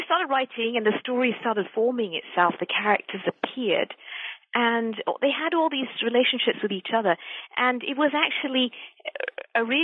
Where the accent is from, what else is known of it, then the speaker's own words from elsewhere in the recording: Malaysia; I'm originally from Malaysia